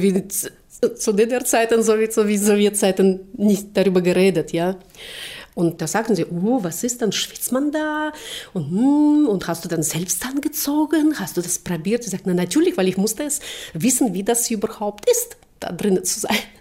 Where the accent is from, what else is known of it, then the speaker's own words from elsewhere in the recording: Saint Petersburg, Russia; German is a second language; moved away as an adult; also born or lived in Wünsdorf, Brandenburg, Germany; now in Germany; wurde dann 1964 in Leningrad geboren